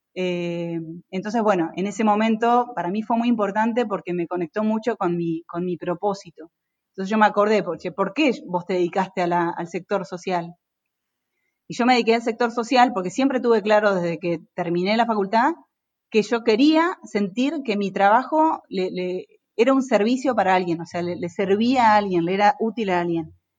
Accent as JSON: {"language": "Spanish", "town": "Concepción del Uruguay", "region": "Entre Ríos", "country": "Argentina", "tie": "born or raised there", "moved": "as an adult", "lives_now": "Buenos Aires, Argentina", "said": "yo soy de Concepción del Uruguay, Entre Ríos"}